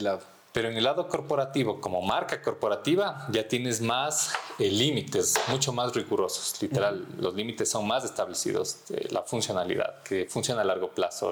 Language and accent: Spanish; Ibarra, Imbabura, Ecuador; moved away as an adult; now in Quito, Ecuador; crecí en Ibarra